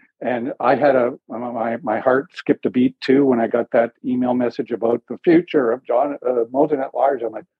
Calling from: Kitchener, Ontario, Canada; I just wanted to let you know I'm calling from Robert J. Sawyer Country almost. I'm in Kitchener, area code 519.

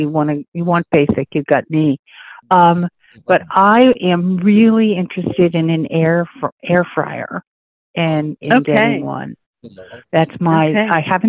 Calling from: Maine, United States; I'm calling from Maine.

